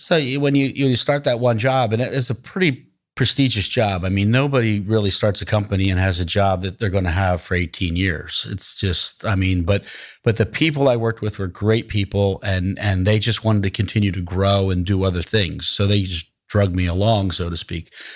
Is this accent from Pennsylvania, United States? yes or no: no; Atlantic City, New Jersey, United States; I'm born and raised in Atlantic City, New Jersey.